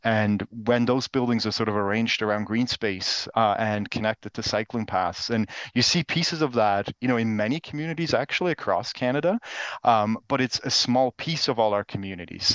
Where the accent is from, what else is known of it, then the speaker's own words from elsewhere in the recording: Switzerland; moved away; I'm originally actually from Switzerland